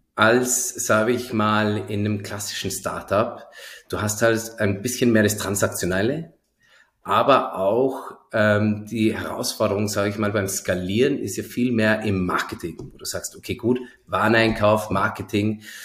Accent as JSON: {"language": "German", "town": "Zell am See", "region": "Salzburg", "country": "Austria", "moved": "yes", "lives_now": "Berlin, Germany", "said": "Bin ja aus Zell am See ursprünglich, also gar nicht ah. so weit her"}